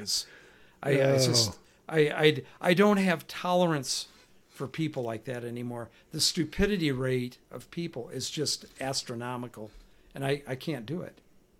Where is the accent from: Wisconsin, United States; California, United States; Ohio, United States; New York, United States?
California, United States; I'm from California, and we've learned that you have to use other devices, paper things or whatever.